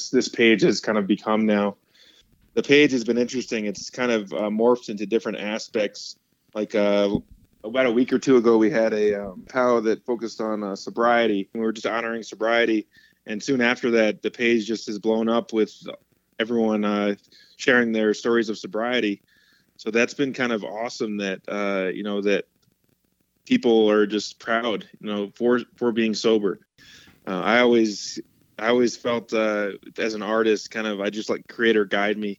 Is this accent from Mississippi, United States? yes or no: no; Mashantucket Pequot tribe, Connecticut, United States; I'm from the Mashantucket Pequot tribe in Connecticut. Was born there